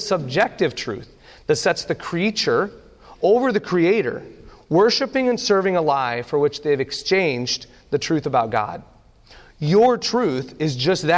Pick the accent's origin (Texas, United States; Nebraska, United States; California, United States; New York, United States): Nebraska, United States; I grew up in Nebraska. My dad is a pastor of a small church in the middle of nowhere in Nebraska, and we spent the majority of my youth having church in the above our garage